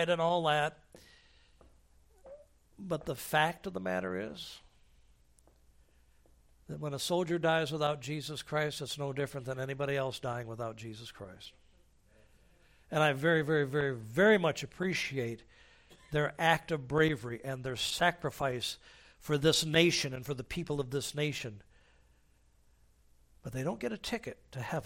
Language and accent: English; United States; as an American I am free